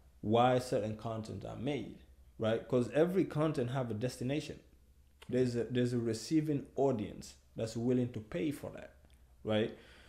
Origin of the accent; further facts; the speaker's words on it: New York City, New York, United States; also born or lived in Guinea; Mm-hmm. I'm originally from Guinea, West Africa. I grew up in Brooklyn